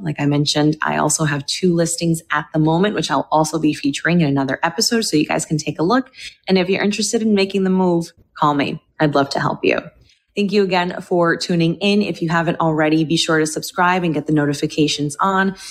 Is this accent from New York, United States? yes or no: yes; New York City, New York, United States; moved away as an adult; now in West Palm Beach, United States; I'm originally from New York